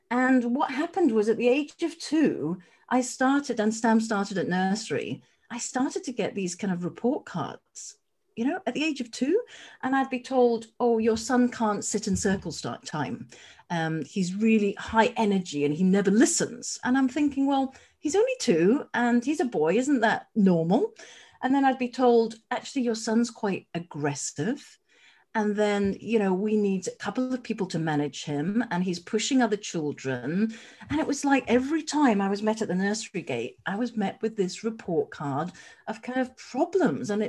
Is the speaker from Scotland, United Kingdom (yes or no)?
yes; Edinburgh, Scotland, United Kingdom; also born or lived in Wimbledon, London; now in London, United Kingdom; I'm down in Wimbledon SW19 and I hail from Edinburgh.